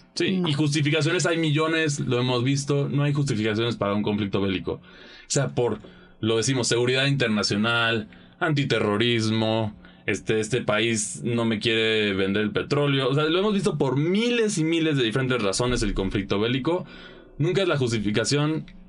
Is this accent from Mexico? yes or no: yes; Mexico